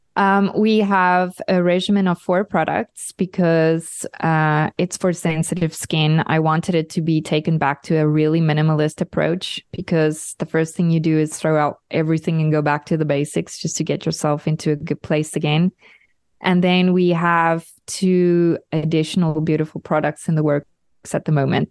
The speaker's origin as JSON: {"language": "English", "country": "South Africa", "moved": "yes", "lives_now": "Europe", "said": "I'm a South African living in Europe"}